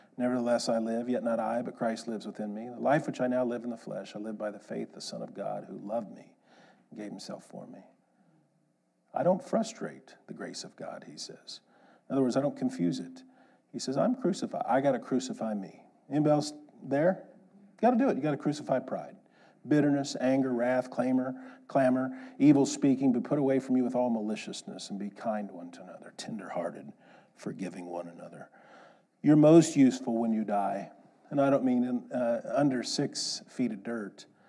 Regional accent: Kansas, United States; I grew up in Kansas.

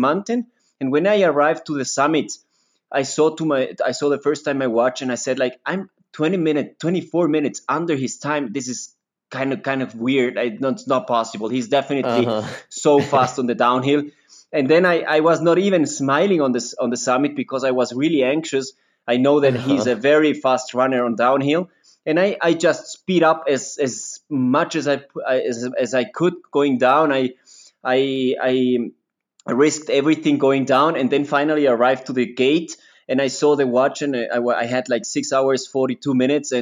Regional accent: Quito, Pichincha, Ecuador; also born or lived in Switzerland; I was born here in Quito.

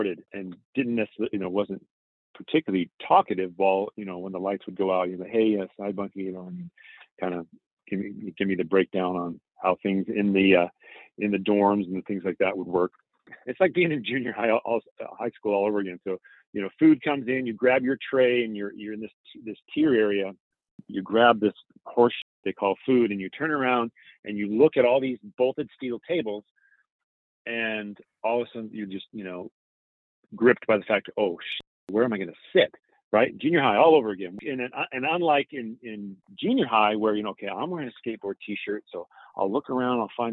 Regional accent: Seattle area, Washington, United States; I grew up in the Seattle area

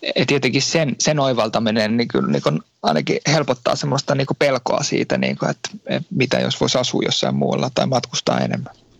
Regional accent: Finland; moved away as an adult; now in France; Mä oon Suomesta lähtenyt

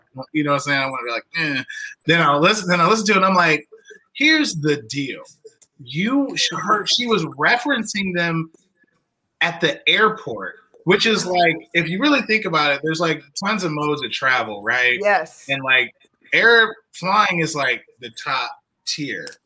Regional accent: Southern Illinois, United States; I'm from I'm from like Southern Illinois

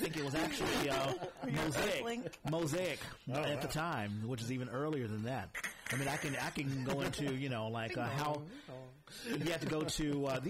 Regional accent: San Antonio, Texas, United States; now in San Francisco, United States; all three of us came from Texas. I was born in San Antonio, Texas.

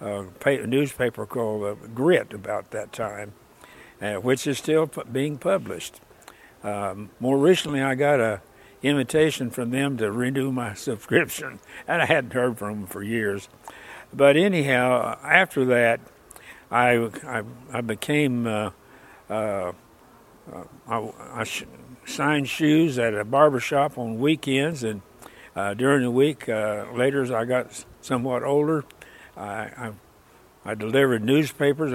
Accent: Osage, Oklahoma, United States; also born or lived in Cleveland, Oklahoma; I was born and raised in, there in Osage

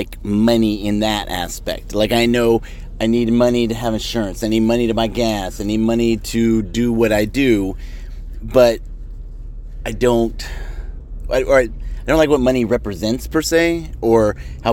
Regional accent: United States; I was born in America

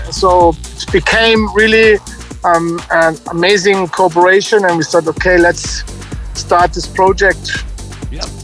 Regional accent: Ingolstadt, Bavaria, Germany; English is a second language; to a friend yeah, from my hometown in Ingolstadt

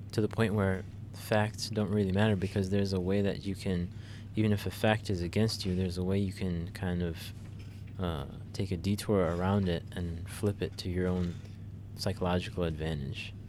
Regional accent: United States; as an American

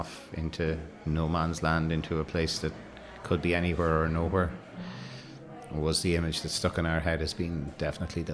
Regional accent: Ireland; we're Irish

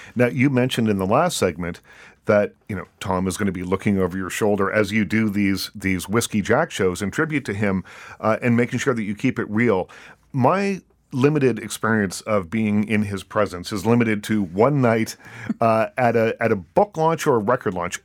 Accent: East Coast, Canada; moved away; I'm from the East Coast

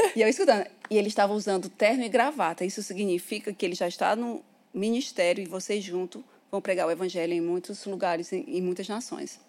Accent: Ceará, Brazil; moved away; eu sou cearense

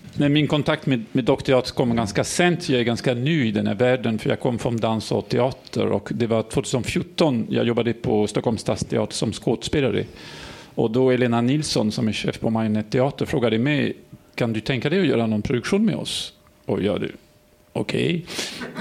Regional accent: France; accent: French; Swedish is a second language; now in Sweden; Jag är fransman som ni kan höra

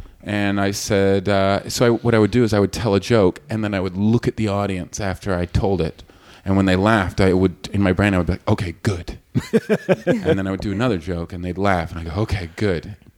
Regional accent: Canada; as a Canadian, he's sort of a legend in my country.

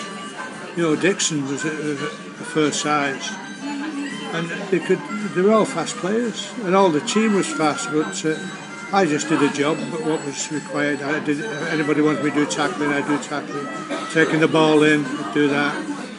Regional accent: St Helens, North West England, United Kingdom; I'm from St Helens.

